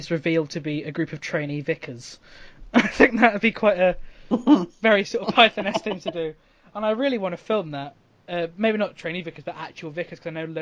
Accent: United Kingdom; as a Brit

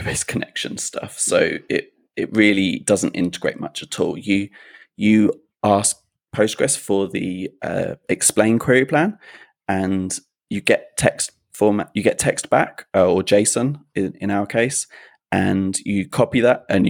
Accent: United Kingdom; We say herbs, being British

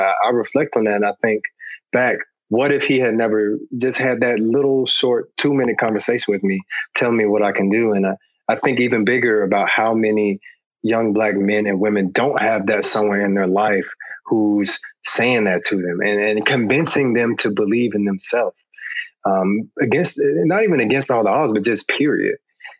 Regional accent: Atlanta, Georgia, United States; And honestly, I took it for granted when I was growing up in Atlanta, but I think it did something to me.

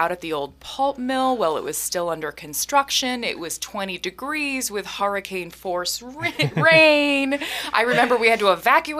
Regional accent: New England, United States; moved away as an adult; also born or lived in New York City / Botswana; now in Ketchikan, United States; I come from New England, so I did grow up near the ocean

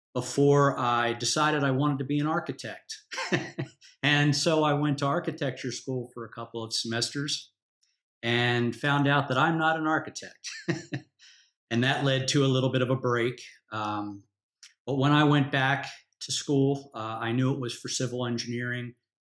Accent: New Jersey, United States; also born or lived in Texas; I was born in Texas, but raised in New Jersey.

